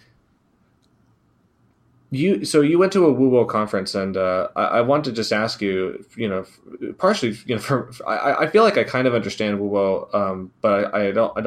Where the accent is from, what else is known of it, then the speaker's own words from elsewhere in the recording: Indiana, United States; now in California, United States; I'm from Indiana